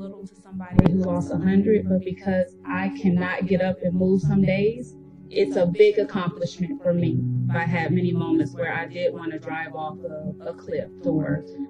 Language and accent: English; Atlanta, Georgia, United States; I'm from Atlanta, Georgia